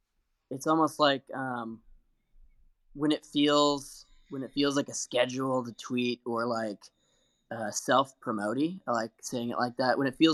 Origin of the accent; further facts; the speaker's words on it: Liberty, Missouri, United States; He looked at the inside jacket and saw I was from Liberty, Missouri, which is just like it was like an hour and a half or 2 hours away from his town.